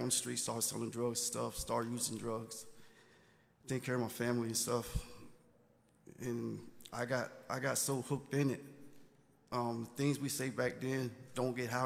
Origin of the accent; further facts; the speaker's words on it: Brattleboro, North Carolina, United States; also born or lived in New York; I'm from New York, but I was raised up in a small town called Brattleboro in North Carolina.